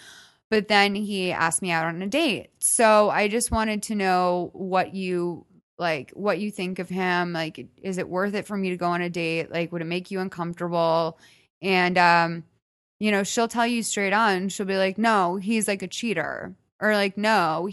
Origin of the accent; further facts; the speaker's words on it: Midwest, United States; now in Los Angeles, United States; I'm from the Midwest.